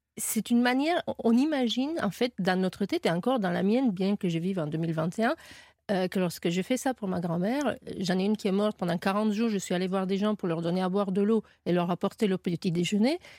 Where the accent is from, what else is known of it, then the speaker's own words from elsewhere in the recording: Romania; French is a second language; moved away; j'ai appris le français en Roumanie